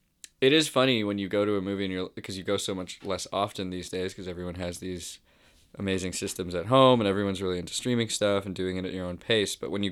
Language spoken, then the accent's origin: English; Toronto, Ontario, Canada; Yeah, born and raised.